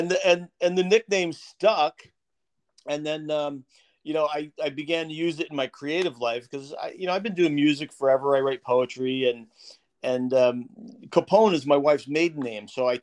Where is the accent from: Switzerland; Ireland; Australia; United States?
United States; New Jersey; "Oh, where are you from?" You know, "New Jersey,"